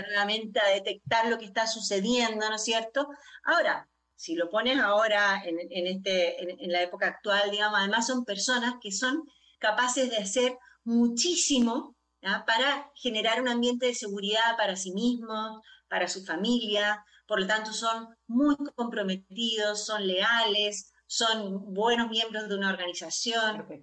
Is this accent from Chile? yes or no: yes; Chile; yo soy chilena de origen